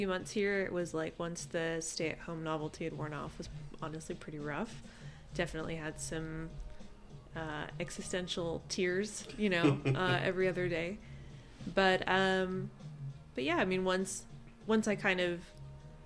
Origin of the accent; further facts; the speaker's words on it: Southern California, United States; moved away as an adult; also born or lived in Visalia, California; now in Fresno, United States; I'm from Southern California.